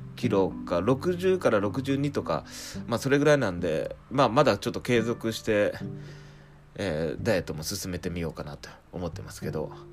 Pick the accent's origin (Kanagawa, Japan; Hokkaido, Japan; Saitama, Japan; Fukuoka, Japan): Fukuoka, Japan; rural Fukuoka Prefecture, Japan; moved away as an adult; now in Tokyo, Japan; 地元の方は福岡県の田舎の方で、